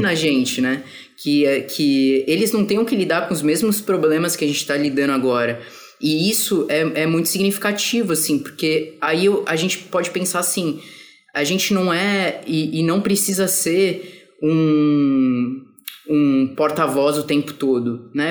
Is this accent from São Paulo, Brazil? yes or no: yes; São Paulo, Brazil; now in Rio de Janeiro, Brazil; eu sou de São Paulo, mas eu tô morando no Rio